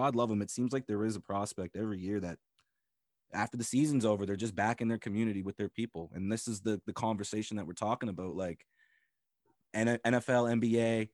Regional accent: Eastern Passage, Nova Scotia, Canada; I grew up in Eastern Passage

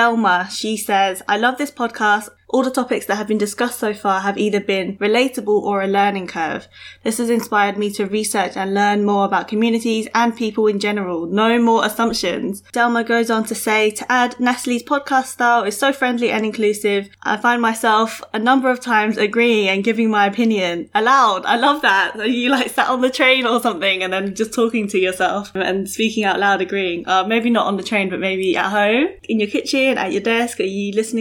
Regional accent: United Kingdom; I'm British born Chinese

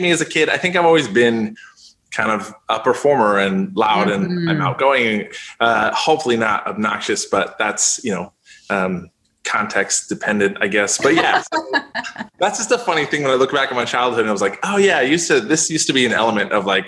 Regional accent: Canada; I grew up in Canada

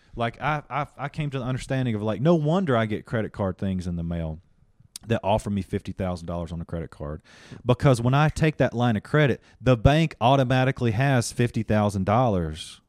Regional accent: Union, South Carolina, United States; moved away as an adult; also born or lived in El Paso, Texas / Greenville; now in Hollywood, United States; I come from Union, South Carolina

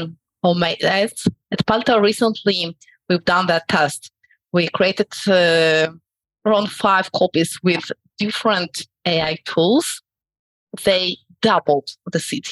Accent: Tel Aviv, Tel Aviv District, Israel; I'm from Tel Aviv, Israel

